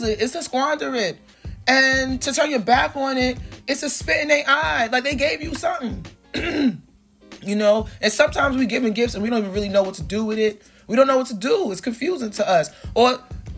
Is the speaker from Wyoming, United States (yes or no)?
no; New York City, New York, United States; also born or lived in Crown Heights, Brooklyn; I'm from Flatbush